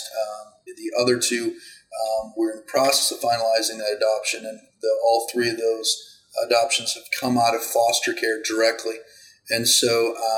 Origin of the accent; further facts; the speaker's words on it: Iowa, United States; I grew up in Iowa.